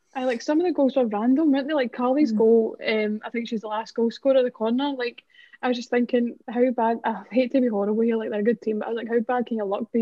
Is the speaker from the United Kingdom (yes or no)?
yes; Scotland, United Kingdom; We're being Scottish